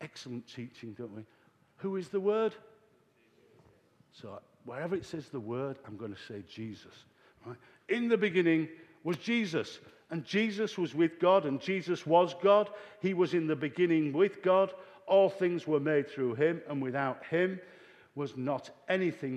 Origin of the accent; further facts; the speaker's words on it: Yorkshire and the Humber, United Kingdom; We used to say in Yorkshire, Oat for note.